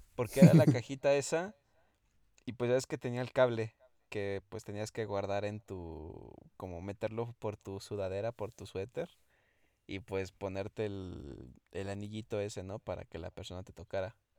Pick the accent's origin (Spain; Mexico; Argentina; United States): Mexico; Mexico City; yo soy de la Ciudad de México